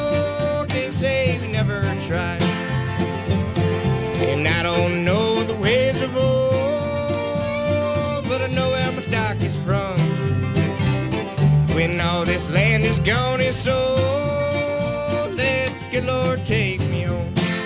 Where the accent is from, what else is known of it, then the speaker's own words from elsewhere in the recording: Chapel Hill, North Carolina, United States; We are from Chapel Hill, North Carolina.